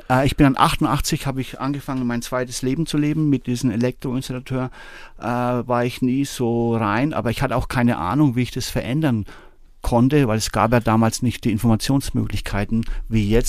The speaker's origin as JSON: {"language": "German", "town": "Bamberg", "region": "Bavaria", "country": "Germany", "said": "Und dann eben 88 habe ich da in Bamberg, wo ich herkomme, jemand kennengelernt"}